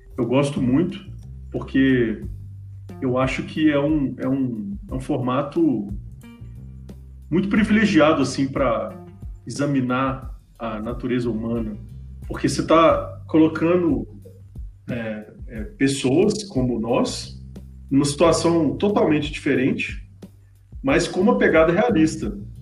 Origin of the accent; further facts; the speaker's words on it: Belo Horizonte, Minas Gerais, Brazil; eu sou mineiro de Belo Horizonte